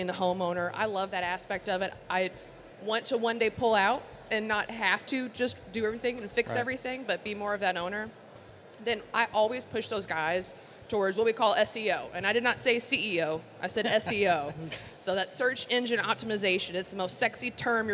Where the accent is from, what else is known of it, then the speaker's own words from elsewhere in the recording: Louisville, Kentucky, United States; I am from Louisville, Kentucky, born and raised